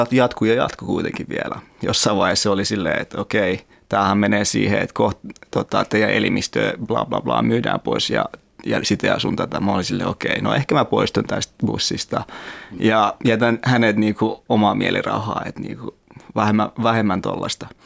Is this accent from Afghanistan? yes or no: yes; Afghanistan; now in Finland; kiltti on kuitenkin vaikka mä oon Afganistanista.